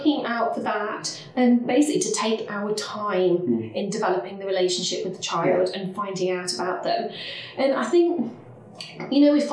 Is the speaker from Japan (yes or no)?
no; Leicester, East Midlands, United Kingdom; I'm from Leicester